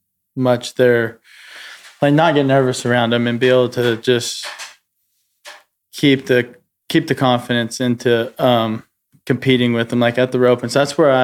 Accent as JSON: {"language": "English", "town": "Cody", "region": "Wyoming", "country": "United States", "tie": "born or raised there", "said": "I grew up around Cody, high school rodeo, and junior rodeo and stuff."}